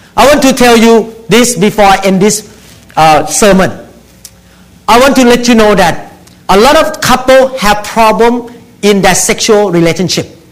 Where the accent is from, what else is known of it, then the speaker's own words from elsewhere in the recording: Thailand; moved away; I came from Thailand